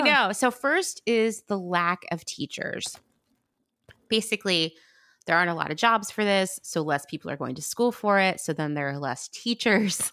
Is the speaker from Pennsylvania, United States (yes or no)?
yes; Pennsylvania, United States; I grew up in Pennsylvania